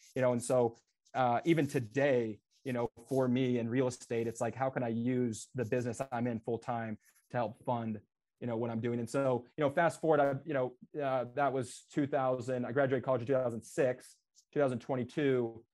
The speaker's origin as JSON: {"language": "English", "town": "Des Moines", "region": "Iowa", "country": "United States", "tie": "born or raised there", "said": "I grew up in Des Moines, Iowa, so very blue collar, Midwest."}